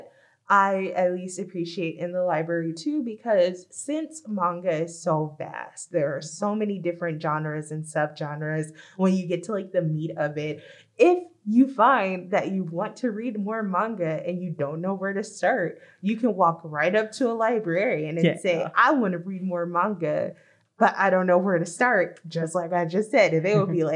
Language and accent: English; Los Angeles, California, United States; growing up in Los Angeles